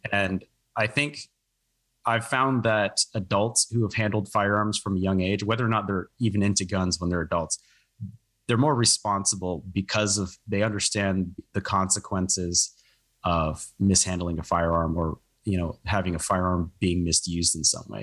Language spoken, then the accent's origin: English; Oregon, United States; moved away; I grew up on the West Coast, actually. I'm from Oregon originally.